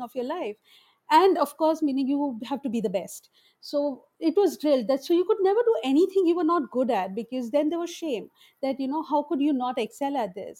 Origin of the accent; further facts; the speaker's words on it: Mumbai, Maharashtra, India; I grew up in a Muslim ghetto in Bombay, in Madanpura